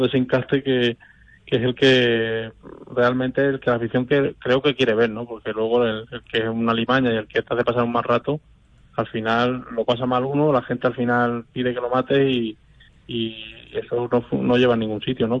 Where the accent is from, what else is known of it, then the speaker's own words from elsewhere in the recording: Albacete, Castilla-La Mancha, Spain; la afición de mi tierra